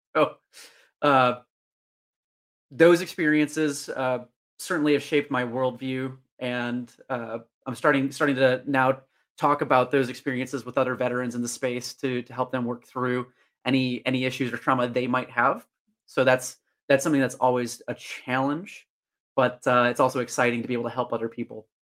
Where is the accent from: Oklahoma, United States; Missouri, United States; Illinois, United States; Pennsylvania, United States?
Illinois, United States; Northern; my hometown of Northern Illinois.